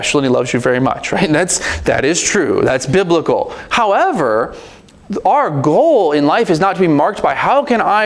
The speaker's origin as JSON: {"language": "English", "country": "United States", "said": "we're American, and we don't really like people telling us what to do around here"}